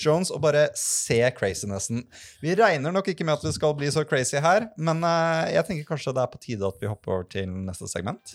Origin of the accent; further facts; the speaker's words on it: Lillestrøm, Akershus, Norway; Jeg er fra, er fra Lillestrøm